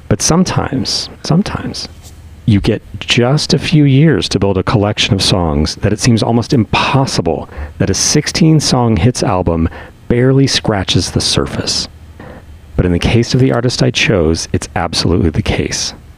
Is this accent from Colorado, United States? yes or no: yes; Denver, Colorado, United States; growing up on Denver rock radio